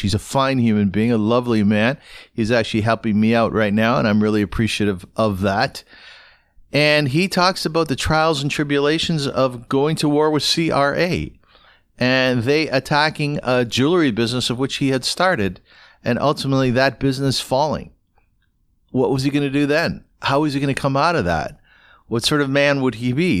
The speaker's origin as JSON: {"language": "English", "town": "Kitchener", "region": "Ontario", "country": "Canada", "tie": "born or raised there", "moved": "yes", "lives_now": "Toronto, Canada", "said": "When I was growing up in Kitchener"}